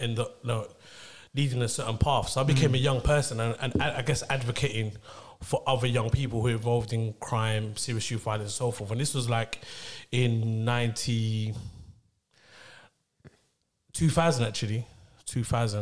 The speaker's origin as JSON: {"language": "English", "region": "London", "country": "United Kingdom", "tie": "born or raised there", "said": "So I grew up in Tower Hamlets. I grew up in East London Tower Hamlets"}